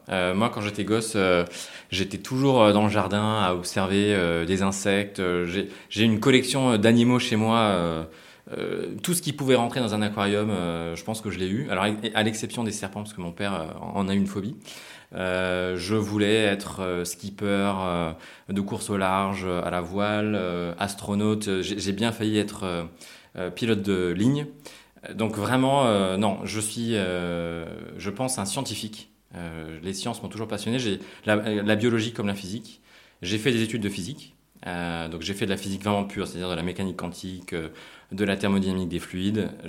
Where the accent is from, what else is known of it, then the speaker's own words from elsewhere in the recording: Japan; also born or lived in United States; Moi, j'ai grandi beaucoup à l'étranger. Je suis né aux États-Unis, j'ai grandi au Japon aussi, et je voulais aussi retrouver un côté international.